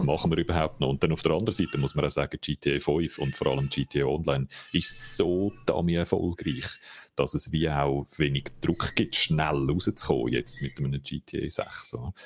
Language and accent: German; Switzerland; bei uns in der Schweiz